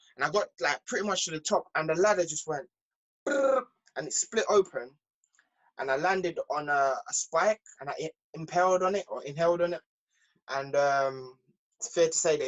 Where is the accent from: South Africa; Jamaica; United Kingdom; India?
Jamaica; moved away; I was born in Jamaica. My mom and dad split